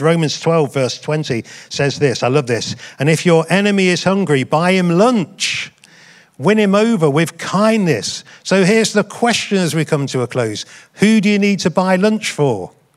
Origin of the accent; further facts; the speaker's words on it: United Kingdom; I'm proud to be white British